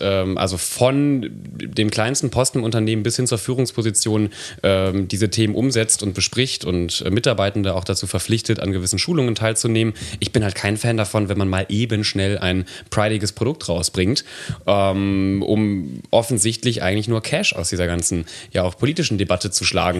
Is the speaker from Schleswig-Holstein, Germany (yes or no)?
no; Nettetal, North Rhine-Westphalia, Germany; moved away